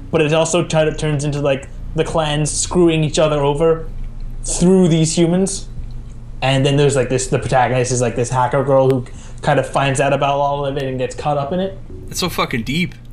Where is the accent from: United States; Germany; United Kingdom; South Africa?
United Kingdom; Scotland; because I'm like Scottish.